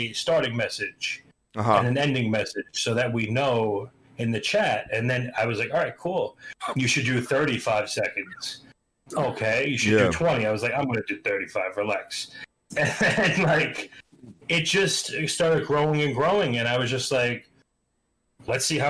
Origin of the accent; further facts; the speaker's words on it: Long Island, New York, United States; accent: East Coast; also born or lived in Queens, New York / Brooklyn, New York; Mostly I grew up in Long Island.